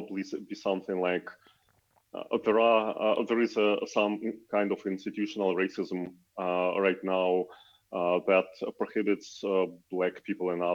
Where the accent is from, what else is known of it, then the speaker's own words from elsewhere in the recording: Ukraine; I'm from Ukraine